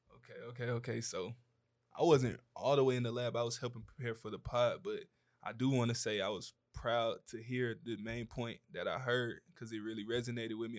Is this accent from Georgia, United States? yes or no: yes; Atlanta, Georgia, United States; I'm from Atlanta, Georgia